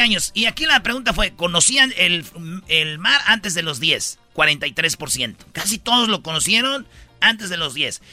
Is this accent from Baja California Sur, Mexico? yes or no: no; Jiquilpan, Michoacán, Mexico; sí soy de Michoacán y que soy de Jiquilpan